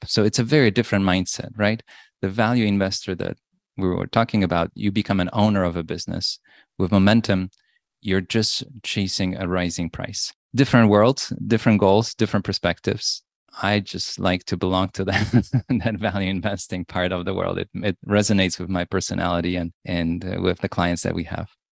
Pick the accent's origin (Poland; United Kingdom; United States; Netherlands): Poland; moved away; I was born in Poland. In nineteen eighty, it was a very different time in Poland.